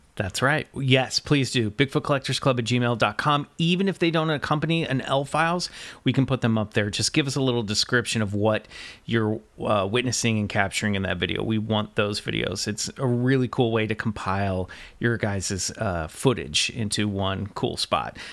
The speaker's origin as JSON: {"language": "English", "town": "Kansas City", "country": "United States", "tie": "born or raised there", "moved": "yes", "said": "my hometown of Kansas City"}